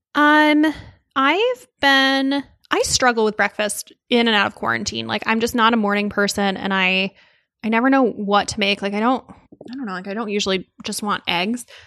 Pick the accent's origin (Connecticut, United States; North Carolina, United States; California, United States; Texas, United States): Connecticut, United States; outside of New Haven; I grew up outside of New Haven